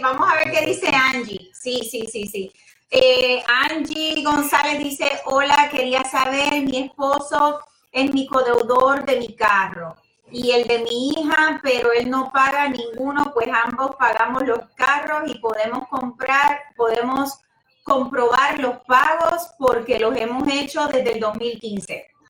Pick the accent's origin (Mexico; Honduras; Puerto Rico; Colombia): Puerto Rico; moved away; yo soy puertorriqueña y de pura cepa. Lo que pasa es que llevo muchos años acá